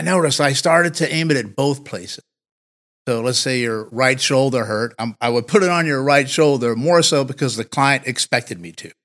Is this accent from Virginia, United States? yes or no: yes; Martinsville, Virginia, United States; moved away; I actually grew up thirty minutes or so from where we are now. So I'm originally from the South, a Southern boy in Martinsville, Virginia.